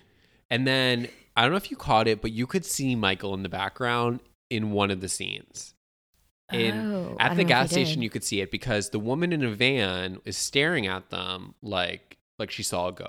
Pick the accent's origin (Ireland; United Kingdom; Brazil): United Kingdom; Yeah, basically. I'm British.